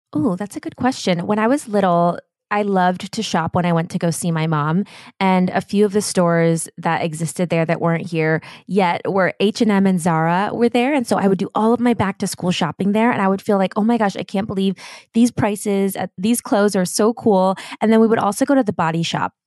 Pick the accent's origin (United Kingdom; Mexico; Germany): Germany; now in Los Angeles, United States; growing up in Germany